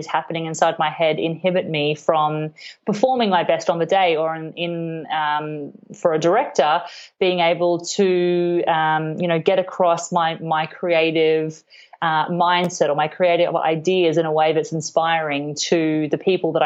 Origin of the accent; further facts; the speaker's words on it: Cairns, Queensland, Australia; now in Melbourne, Australia; I grew up in Queensland, in Cairns, and I played the violin from quite a really young age